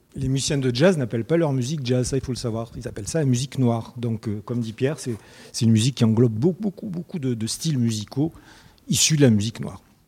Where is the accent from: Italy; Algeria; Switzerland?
Algeria; Souk Ahras, Souk Ahras Province; je vis de Soukaras, c'est une ville en Algérie